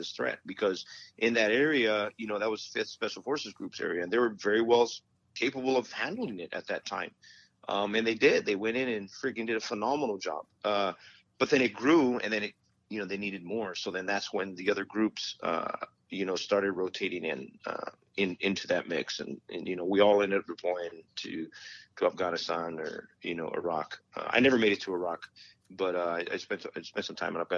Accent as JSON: {"language": "English", "town": "Las Cruces", "region": "New Mexico", "country": "United States", "also_born_or_lived": "Fort Bragg, North Carolina", "moved": "as an adult", "said": "I'm from Las Cruces, New Mexico"}